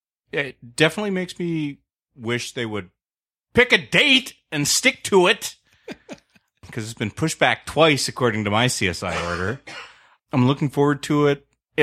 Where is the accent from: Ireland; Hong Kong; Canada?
Canada; And I'm the Canadian.